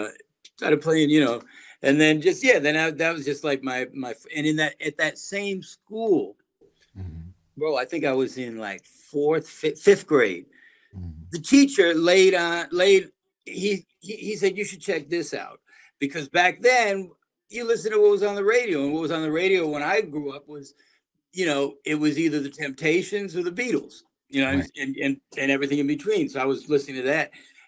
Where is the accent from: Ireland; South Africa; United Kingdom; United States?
United States; New Haven, Connecticut; moved away as an adult; now in New York City, United States; I grew up in New Haven, by hour and change outside of New York.